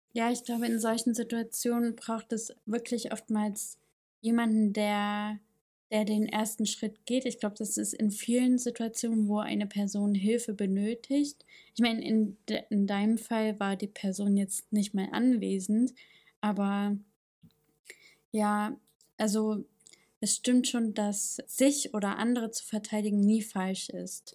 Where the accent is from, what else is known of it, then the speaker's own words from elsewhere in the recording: East Germany, Germany; accent: East German; meinen ostdeutschen Akzent